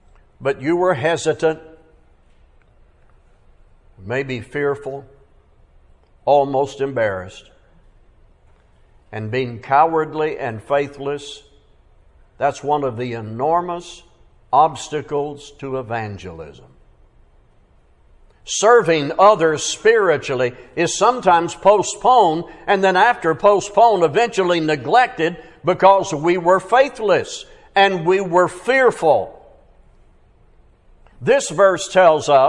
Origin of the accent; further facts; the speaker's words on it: Fort Smith, Arkansas, United States; my hometown, Fort Smith, Arkansas